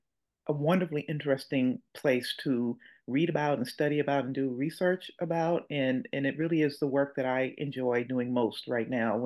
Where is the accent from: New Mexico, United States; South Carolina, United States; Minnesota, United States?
South Carolina, United States; Charleston; now in Arkansas, United States; I love my life here in Arkansas, but I'm not a native Arkansan. I'm not a native of the Mid-South. I actually was born and raised in Charleston, South Carolina. And so I have no roots in the Delta. I have family in the Delta by marriage, but I myself am not from the Delta